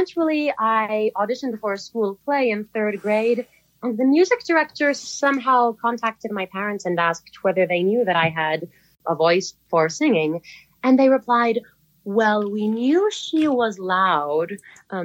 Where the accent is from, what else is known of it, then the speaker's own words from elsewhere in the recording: West Palm Beach, Florida, United States; moved away as an adult; also born or lived in New York City; I grew up in West Palm Beach, Florida, and then attended college in New York City